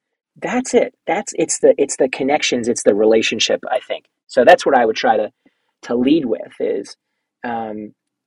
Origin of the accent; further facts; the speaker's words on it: New Jersey, United States; now in New York, United States; I'm from New Jersey. I live in New York. I lived in New York for 20 years